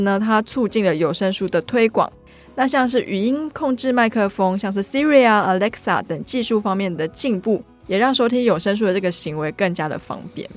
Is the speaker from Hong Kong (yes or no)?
no; Taiwan; 我们台湾人